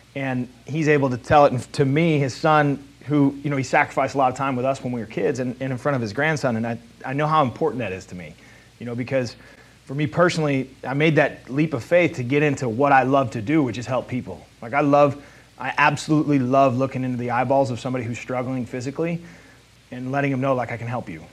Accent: South County, Missouri, United States; I'm a Hoosier from South County.

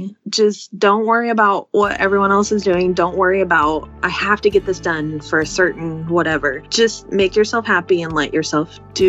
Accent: Oklahoma City, Oklahoma, United States; I'm from Oklahoma City. I'm married for almost 10 years now, and we have a wonderful little 3-year-old girl.

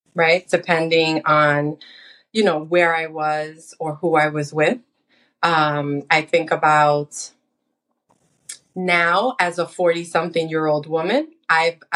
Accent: New York City, New York, United States; I was born and raised in the United States. and I grew up in the Washington Heights area of Manhattan

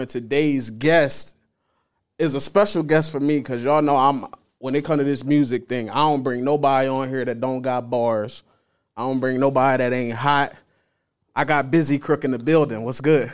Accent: Delaware, United States; moved away as an adult; I'm from Delaware originally

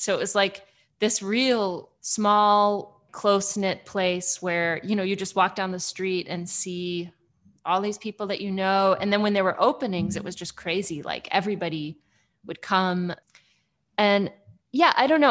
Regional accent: Midwest, United States; moved away as an adult; also born or lived in Los Angeles / Athens, Georgia; now in Comer, United States; I grew up in the Midwest

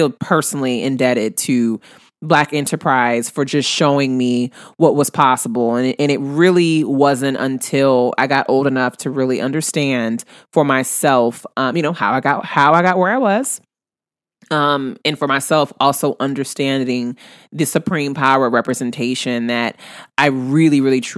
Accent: New Orleans, Louisiana, United States; my hometown of New Orleans

